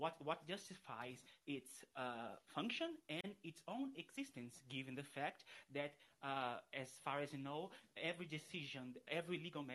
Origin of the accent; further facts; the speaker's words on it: Brazil; I'm from Brazil.